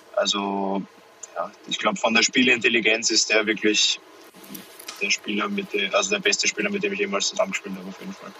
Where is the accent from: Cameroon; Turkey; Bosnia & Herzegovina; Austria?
Austria; wir als Österreicher